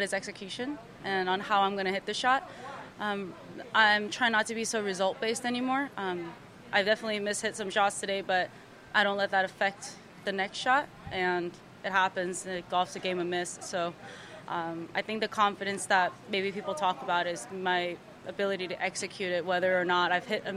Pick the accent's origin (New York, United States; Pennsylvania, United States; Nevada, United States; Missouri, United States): Nevada, United States; Las Vegas; I'm from Vegas